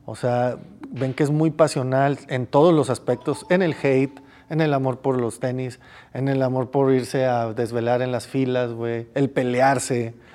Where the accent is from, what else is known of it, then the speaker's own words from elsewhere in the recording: Mexico; yo vengo de México, tengo un canal de YouTube, hago un evento allá